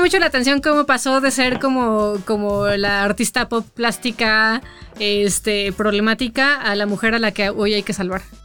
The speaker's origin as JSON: {"language": "Spanish", "town": "Toluca", "region": "State of Mexico", "country": "Mexico", "tie": "born or raised there", "said": "cuando yo crecí en Toluca"}